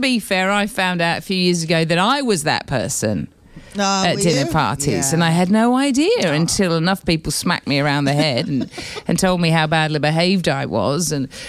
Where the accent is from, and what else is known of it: United Kingdom; now in Australia